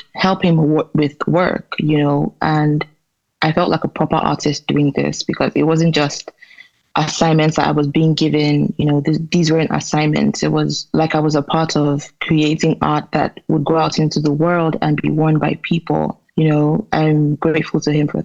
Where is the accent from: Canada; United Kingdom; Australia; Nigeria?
Nigeria; Enugu, Enugu State; growing up in Nigeria as a woman